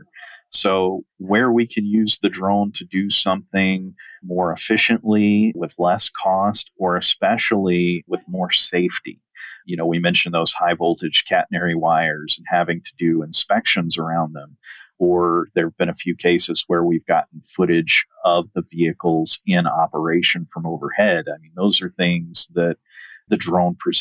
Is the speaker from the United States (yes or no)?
yes; rural Southern Virginia, United States; now in Arizona, United States; I was actually born and raised on a 140-acre family